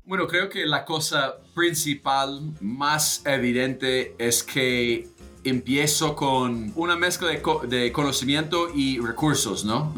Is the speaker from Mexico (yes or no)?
no; United States; Spanish is a second language; moved away as an adult; also born or lived in Colombia; nací en Estados Unidos, me, me obviamente soy de acá